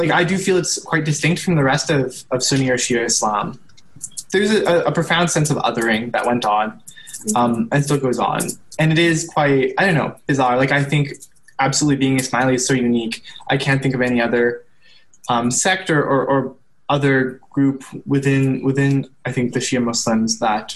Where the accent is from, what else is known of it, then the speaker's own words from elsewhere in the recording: Sherwood Park, Alberta, Canada; my whole life I've lived in Sherwood